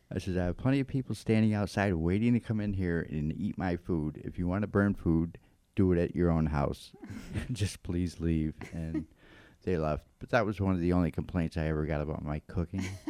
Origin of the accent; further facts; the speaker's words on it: Florence, Massachusetts, United States; I'm from Florence. I was born and raised here in Florence, Massachusetts, and um, I pretty much lived here all of my life.